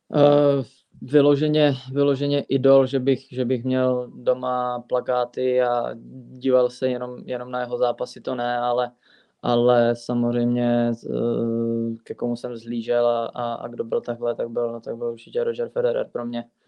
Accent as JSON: {"language": "Czech", "town": "Fulnek", "region": "Moravian-Silesian Region", "country": "Czechia", "tie": "born or raised there", "said": "ve Fulneku, eh, vlastně v mém rodném městě nebo ve městě, kde jsem vyrůstal od malička"}